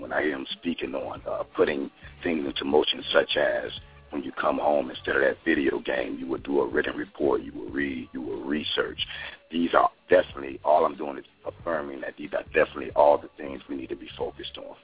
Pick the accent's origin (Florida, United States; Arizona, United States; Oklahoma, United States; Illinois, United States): Illinois, United States; Chicago; I was uh, born and raised in Chicago